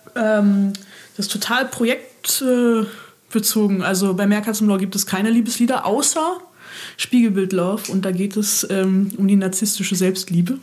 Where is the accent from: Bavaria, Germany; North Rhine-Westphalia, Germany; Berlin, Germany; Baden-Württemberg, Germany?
Berlin, Germany; moved away as an adult; also born or lived in Mannheim; ich komme aus Berlin und war jetzt zwischenzeitlich sechs Jahre weg